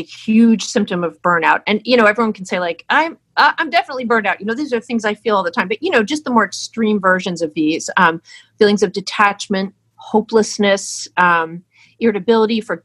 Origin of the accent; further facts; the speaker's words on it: New Jersey, United States; I'm from New Jersey